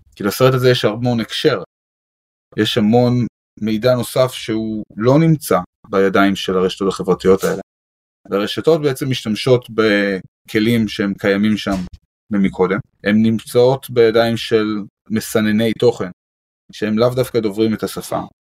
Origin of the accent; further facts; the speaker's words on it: Israel; כישראלים מאוד מעורבים בנושא הזה. זה אנחנו, זה החיים שלנו, זה המדינה שלנו.